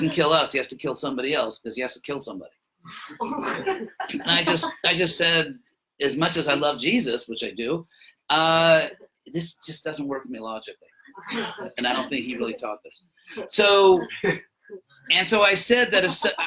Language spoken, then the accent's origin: English; Los Angeles, California, United States; I was born in Los Angeles